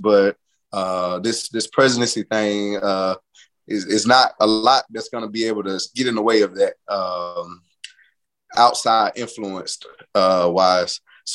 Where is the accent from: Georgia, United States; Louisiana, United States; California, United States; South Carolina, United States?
Georgia, United States; Atlanta; moved away; my hometown